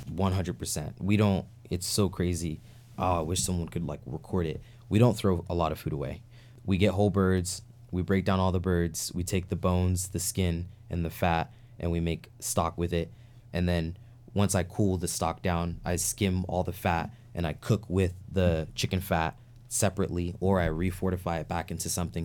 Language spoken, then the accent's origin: English; New York City, New York, United States; moved away; growing up in New York City and upstate New York